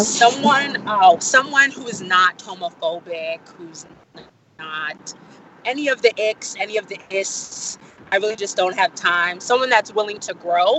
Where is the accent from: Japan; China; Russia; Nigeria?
Nigeria; that is who I am, being Nigerian